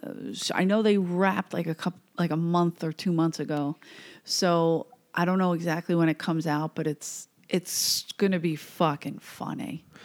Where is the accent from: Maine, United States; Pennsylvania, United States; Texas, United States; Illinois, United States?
Pennsylvania, United States; Philadelphia; moved away as an adult; I came from Philly, South Philly